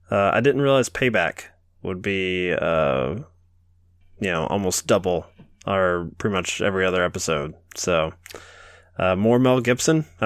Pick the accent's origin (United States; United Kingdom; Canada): United Kingdom; England; We're uh we're from England. England. That's probably why we seem so weird to you.